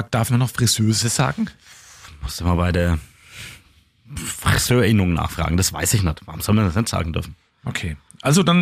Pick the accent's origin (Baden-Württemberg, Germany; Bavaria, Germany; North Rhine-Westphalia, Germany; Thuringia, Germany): Bavaria, Germany; Coburg; Ich komme ja aus Coburg und nicht aus Neustadt.